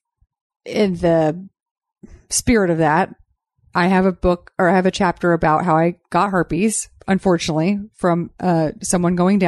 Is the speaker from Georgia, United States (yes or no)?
no; Texas, United States; Growing up in Texas